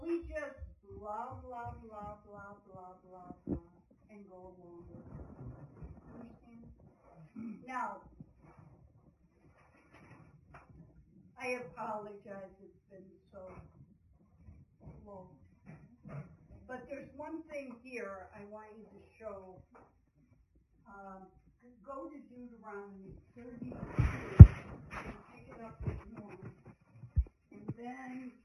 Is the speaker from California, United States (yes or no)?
yes; California, United States; I'm from California